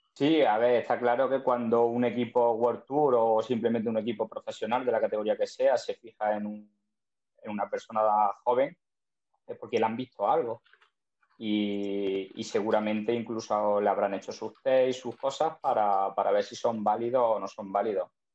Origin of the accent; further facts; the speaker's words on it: Zújar, Andalusia, Spain; por mi pueblo, por Zújar